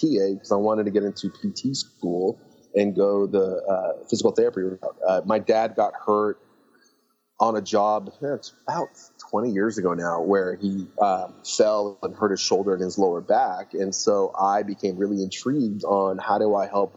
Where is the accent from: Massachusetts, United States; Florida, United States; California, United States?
California, United States; San Luis Obispo; also born or lived in Lebanon; we moved to California, and I grew up in a town called San Luis Obispo